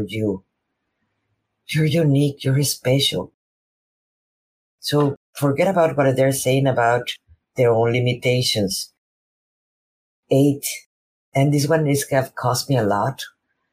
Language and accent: English; Mexico; first language Spanish; English is a second language; now in United States; I'm a Mexican woman living in United States. My first language is Spanish.